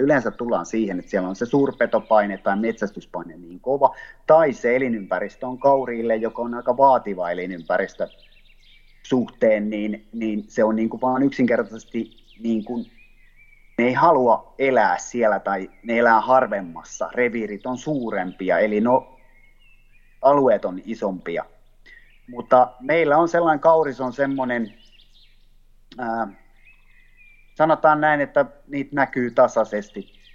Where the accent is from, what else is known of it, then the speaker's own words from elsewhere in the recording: Ostrobothnia, Finland; also born or lived in Southwest Finland; now in Taivassalo, Finland; Pohjanmaalla, mistä mä oon kotoisin